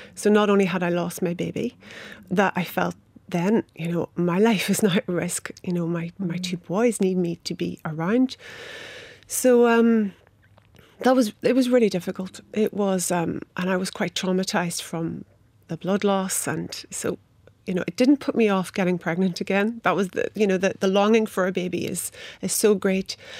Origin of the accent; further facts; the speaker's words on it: Inishowen, Donegal, Ulster, Ireland; I grew up in Inishowen, and for those who might know it, it's the extreme north of Donegal.